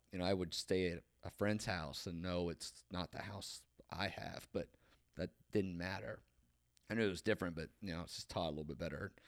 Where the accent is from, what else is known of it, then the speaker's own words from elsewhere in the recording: Marietta, Ohio, United States; I grew up on Harmer Hill. It's obviously on a hill. It's up above. It's on the west side of Marietta